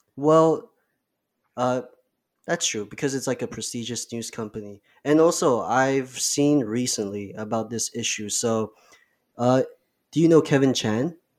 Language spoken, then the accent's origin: English; Kuala Lumpur, Malaysia; now in Toronto, Canada; I'm from K L, the capital of Malaysia.